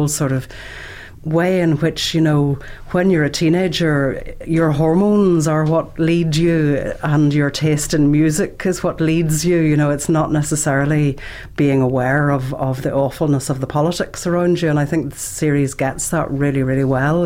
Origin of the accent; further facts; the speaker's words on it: Derry, Northern Ireland, United Kingdom; It was a completely mad place to grow up.